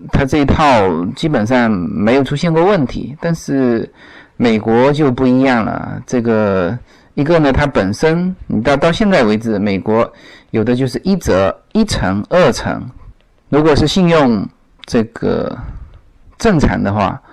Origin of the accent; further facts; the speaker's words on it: China; now in United States; 对于我们中国人来说